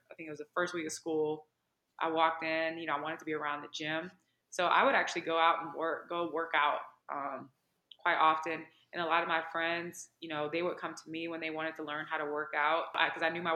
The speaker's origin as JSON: {"language": "English", "town": "Gary", "region": "Indiana", "country": "United States", "tie": "born or raised there", "also_born_or_lived": "Michigan / Minnesota / California / Virginia", "moved": "as an adult", "lives_now": "Atlanta, United States", "said": "I grew up in Gary, Indiana, which is a predominantly African-American town"}